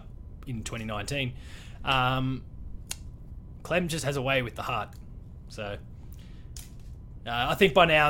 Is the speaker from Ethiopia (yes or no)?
no; Australia; being Australian